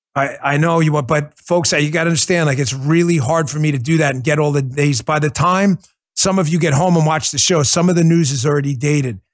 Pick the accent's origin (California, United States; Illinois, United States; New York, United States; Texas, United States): New York, United States; moved away; I grew up in New York